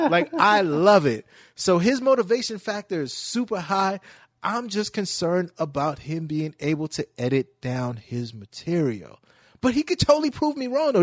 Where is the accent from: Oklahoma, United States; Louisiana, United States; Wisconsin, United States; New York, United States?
New York, United States; New York City; I'm from Brooklyn.